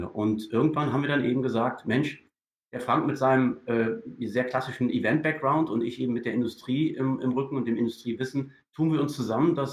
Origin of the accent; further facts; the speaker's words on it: Düsseldorf, North Rhine-Westphalia, Germany; moved away as an adult; now in New Zealand; Also ich bin ja, ich bin ja Deutscher. Also ich bin in, in, in Düsseldorf groß geworden und habe auch dann natürlich äh, viele Jahre meines Arbeitslebens in Deutschland verbracht